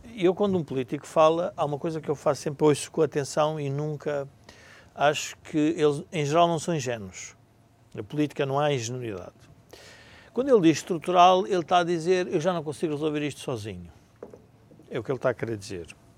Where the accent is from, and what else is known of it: Portugal